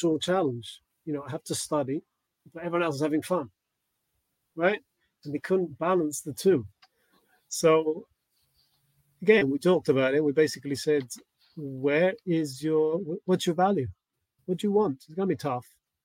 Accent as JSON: {"language": "English", "region": "England", "country": "United Kingdom", "tie": "born or raised there", "said": "when I was growing up in England"}